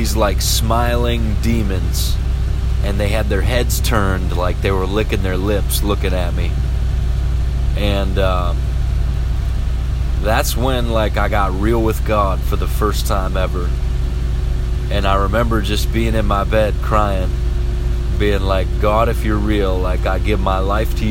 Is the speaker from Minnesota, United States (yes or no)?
yes; Pillager, Minnesota, United States; also born or lived in Osakis, Minnesota; I moved from Pillager, Minnesota to Osakis, Minnesota. This is the beginning of the 11th grade